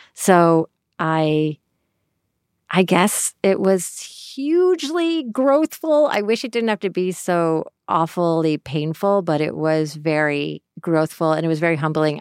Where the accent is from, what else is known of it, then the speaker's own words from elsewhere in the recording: Syracuse, New York, United States; moved away; I grew up in Syracuse, New York.